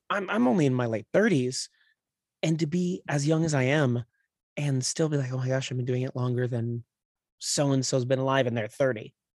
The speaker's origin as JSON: {"language": "English", "town": "Claremont", "region": "California", "country": "United States", "tie": "born or raised there", "also_born_or_lived": "San Dimas / Upland / Rancho Cucamonga / North Hollywood", "lives_now": "Los Angeles, United States", "said": "raised in the Inland Empire in, like, Claremont, um, is where I, like, grew up"}